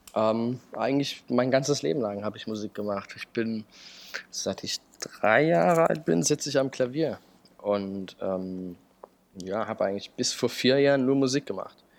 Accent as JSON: {"language": "German", "town": "Chemnitz", "region": "Saxony", "country": "Germany", "tie": "born or raised there", "also_born_or_lived": "Berlin", "moved": "yes", "said": "ich bin in Chemnitz aufgewachsen"}